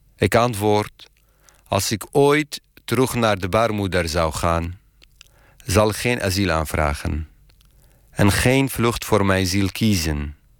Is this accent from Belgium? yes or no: no; Iraq; Dutch is a second language; moved away as an adult; now in Netherlands; ik uit Irak kom